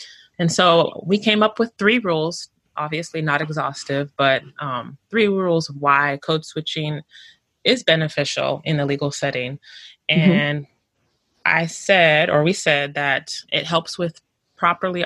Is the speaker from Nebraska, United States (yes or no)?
no; Houston, Texas, United States; from Houston, Texas, the greatest city, H-Town